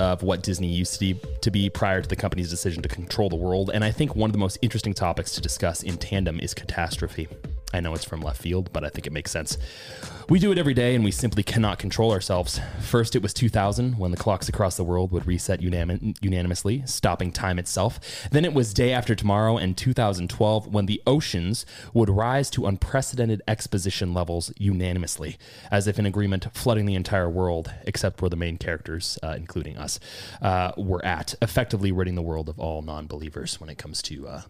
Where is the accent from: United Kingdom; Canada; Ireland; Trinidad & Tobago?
Ireland; I can make that joke because I'm from Ireland.